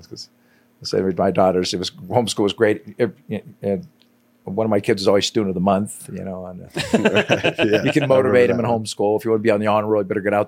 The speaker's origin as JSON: {"language": "English", "town": "Los Angeles", "region": "California", "country": "United States", "tie": "born or raised there", "moved": "yes", "said": "I grew up in Los Angeles. I grew up in an area in L.A. known as Pacoima"}